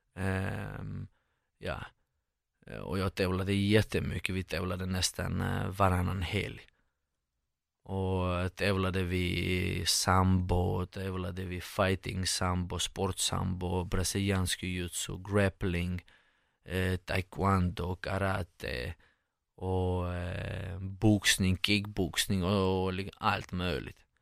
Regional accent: Moscow, Russia; Swedish is a second language; moved away as an adult; also born or lived in Georgia / Saint Petersburg, Russia; now in Sweden; sen eh, i Moskva 15-14 år. Så jag eh, gick, till, gick i skolan där och eh, växte upp där i Ryssland.

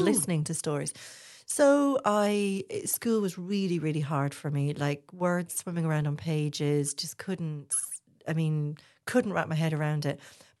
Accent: Hull, Yorkshire and the Humber, United Kingdom; born there; Okay, I was born in Hull.

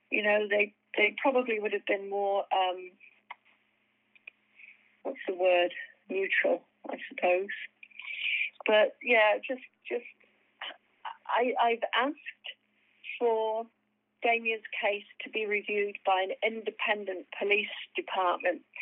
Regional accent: United Kingdom; and I'm British

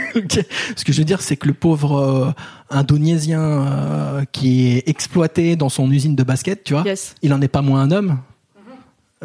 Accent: Paris, Île-de-France, France; en tant que Parisien, blanc, grand

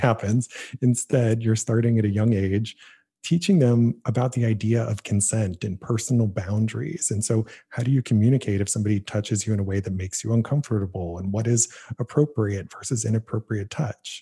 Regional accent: Canton, Ohio, United States; my hometown, Canton, Ohio

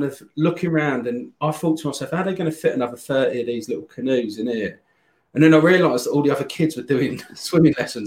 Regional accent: Ashford, South East England, United Kingdom; also born or lived in Croydon; I was born in Croydon, and we lived there up until I was kind of, I think I was about three or something, and then mum and dad, my dad moved to Ashford in Kent

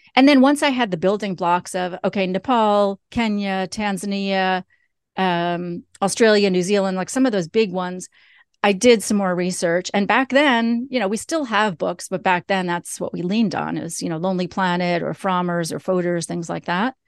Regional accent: New York, United States; I'm originally from New York.

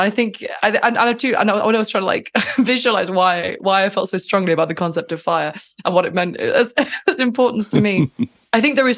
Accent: Lancashire, North West England, United Kingdom; Lancashire cheese, that's obviously from my hometown

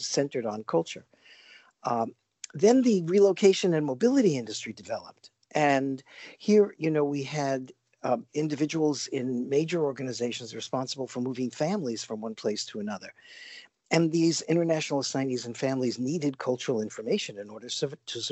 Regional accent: New York City, New York, United States; I grew up in New York City, probably one of the most multicultural places in the world

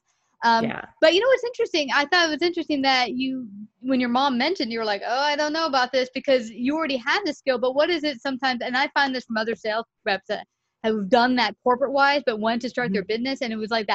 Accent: New York City, New York, United States; I'm from Bay Ridge, Brooklyn

